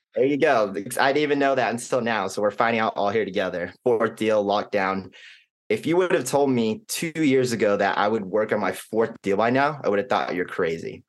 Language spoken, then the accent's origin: English; Arlington, Texas, United States; also born or lived in Kansas / Houston; I was born in Kansas, don't remember anything about it. And then majority of our family's life has been in and around Texas from Houston and most notably Arlington for the past, you know, fifteen years or so